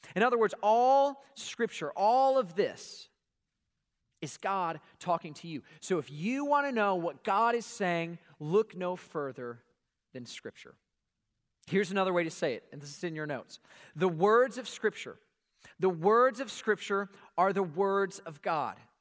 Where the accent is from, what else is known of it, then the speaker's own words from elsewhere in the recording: Atlanta, Georgia, United States; we grew up here in Atlanta, home of Coca-Cola